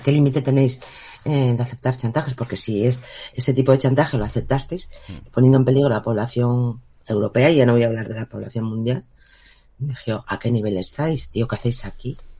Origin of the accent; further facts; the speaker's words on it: Spain; soy española